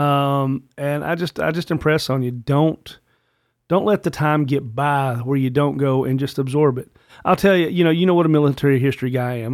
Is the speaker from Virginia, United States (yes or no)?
yes; Virginia, United States; also born or lived in Richmond, Virginia; as a Virginian